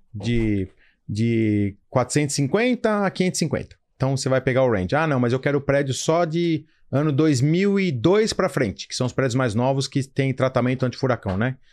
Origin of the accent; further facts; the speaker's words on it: São Paulo, Brazil; eu sou paulista